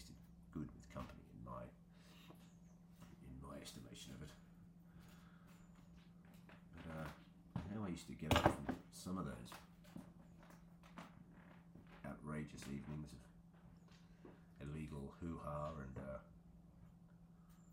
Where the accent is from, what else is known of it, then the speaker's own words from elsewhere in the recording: Australia; moved away; also born or lived in Wiltshire; growing up in Australia as an artist